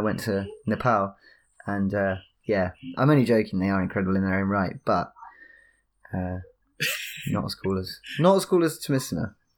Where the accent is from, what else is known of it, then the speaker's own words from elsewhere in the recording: High Wycombe, South East England, United Kingdom; moved away; I live, uh, I'm from High Wycombe near London